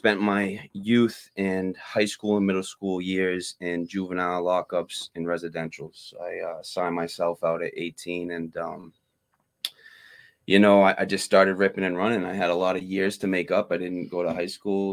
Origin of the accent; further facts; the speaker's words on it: Framingham, Massachusetts, United States; I was born and raised in Framingham, Mass.